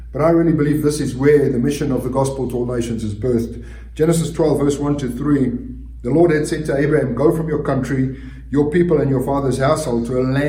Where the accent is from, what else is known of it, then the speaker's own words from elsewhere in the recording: South Africa; moved away; for us growing up in South Africa, part of our curriculum from junior school to high school, we actually had a Bible class